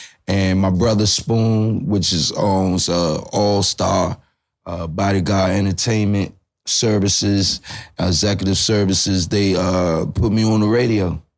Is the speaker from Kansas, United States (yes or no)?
no; Washington, District of Columbia, United States; I'm Black Indian, born and raised Northeast DC. From Montello Avenue and 7th Street. And I went to Fletcher and graduated from Spingarn, also went to Duke Ellington. And, you know, I'm from the area.